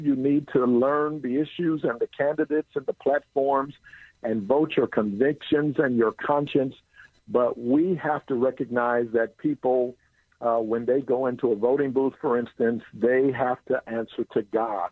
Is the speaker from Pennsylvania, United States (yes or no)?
yes; Philadelphia, Pennsylvania, United States; now in Bay Area, United States; I grew up in Philly. I'm now in the Bay Area